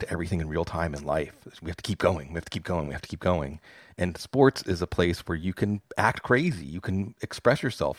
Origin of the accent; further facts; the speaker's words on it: Pittsburgh, Pennsylvania, United States; I'm from Pittsburgh